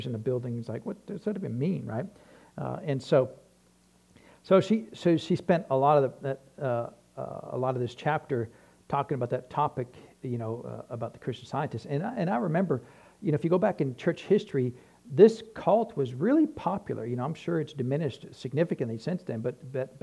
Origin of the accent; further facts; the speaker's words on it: New Hampshire, United States; I grew up in New Hampshire